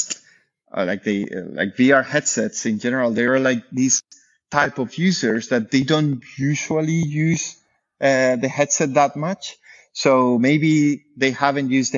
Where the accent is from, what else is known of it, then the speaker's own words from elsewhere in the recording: the very south of Spain, southern Spain, Spain; moved away as an adult; now in France; I'm from Spain, from the very south of Spain.